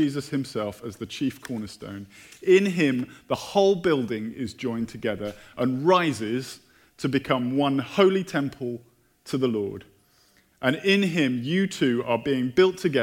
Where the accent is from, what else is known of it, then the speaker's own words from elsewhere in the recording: United Kingdom; moved away; I'm British.